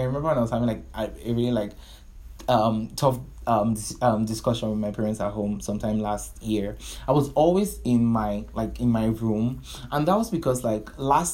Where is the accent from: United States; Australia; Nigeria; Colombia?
Nigeria; I'm a Nigerian